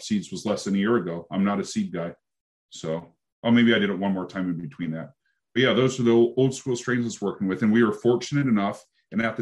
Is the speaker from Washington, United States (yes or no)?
yes; Seattle, Washington, United States; moved away as an adult; also born or lived in Portland, Oregon; I'm from the Seattle area